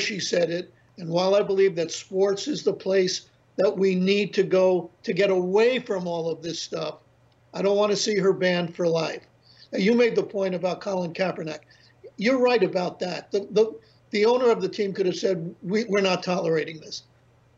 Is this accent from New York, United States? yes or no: yes; New York City, New York, United States; now in North Carolina, United States; I grew up in the Bronx.